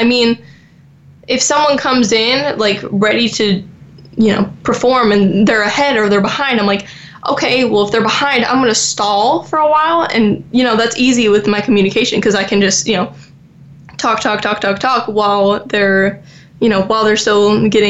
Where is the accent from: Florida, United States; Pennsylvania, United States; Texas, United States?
Florida, United States; And since obviously I grew up in Florida, I want to be by a beach.